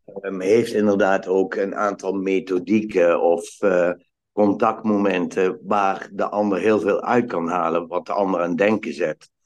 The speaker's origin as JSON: {"language": "Dutch", "town": "Valkenburg aan de Geul", "region": "Limburg", "country": "Netherlands", "tie": "born or raised there", "also_born_or_lived": "Eindhoven", "moved": "yes", "said": "ik ben geboren in Valkenburg aan de Geul. En mijn ouders die hadden een hotel"}